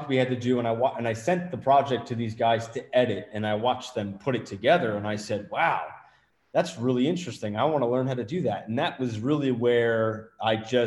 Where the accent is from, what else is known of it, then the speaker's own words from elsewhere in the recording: New Jersey, United States; accent: Jersey; I'm from Jersey originally